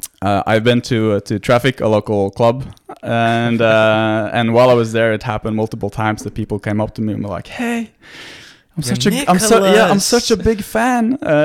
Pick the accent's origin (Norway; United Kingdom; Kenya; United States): Norway; Well, I'm born and raised in Norway, so I'm Norwegian, 100%. But my dad is Greek, mm-hmm. so I speak Greek, and I've been a lot to Greece, and I have Greek family.